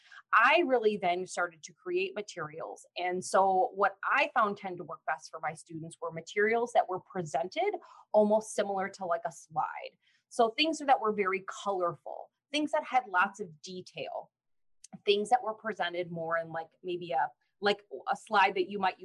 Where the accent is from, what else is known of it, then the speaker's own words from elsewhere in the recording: Illinois, United States; also born or lived in Chicago suburbs / Peoria, Illinois; I've lived in Illinois my whole life.